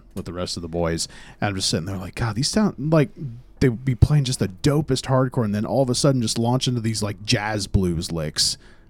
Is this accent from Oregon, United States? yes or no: yes; Coos Bay, Oregon, United States; also born or lived in Eugene, Oregon; the dudes from Pete's Pizza found out that I was from Oregon